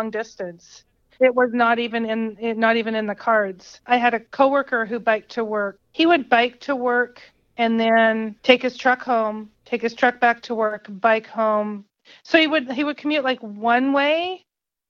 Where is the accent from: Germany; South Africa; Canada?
Canada; British Columbia; also born or lived in Sacramento area, United States; now in United States; I'm born and raised in Canada, so in BC.